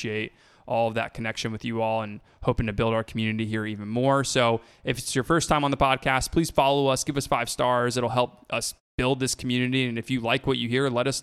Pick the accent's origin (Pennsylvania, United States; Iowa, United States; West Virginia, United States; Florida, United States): Florida, United States; I grew up in Florida